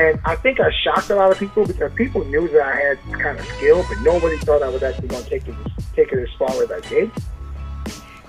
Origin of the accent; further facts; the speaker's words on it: Amityville, New York, United States; I'm from Amityville